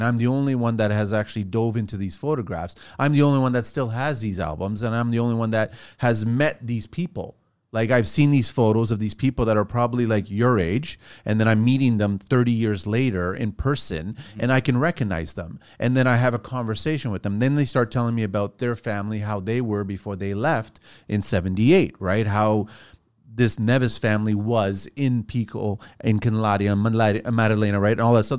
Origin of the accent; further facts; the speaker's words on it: Tours, Centre-Val de Loire, France; born there; moved away; Right. So from us, we went Azores. It was my three older siblings. And then we went to France. He had to go there for to be in the army. And then they had me and they had my younger brother.